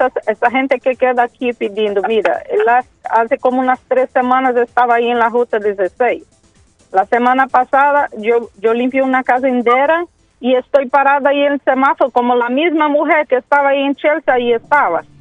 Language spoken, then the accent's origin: Spanish; Brazil; Spanish is a second language; Sí, mucho, mucho, mucho. En mi país también lo mismo.